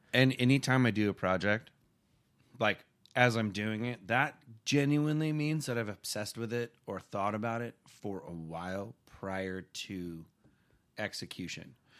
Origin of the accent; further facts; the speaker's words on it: Simi Valley, California, United States; where I grew up in Simi Valley, California